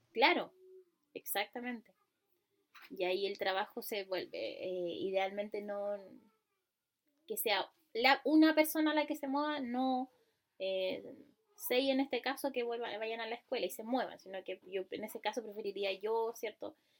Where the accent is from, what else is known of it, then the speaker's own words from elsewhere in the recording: Ancud, Los Lagos, Chile; yo soy de Chiloé, de Ancú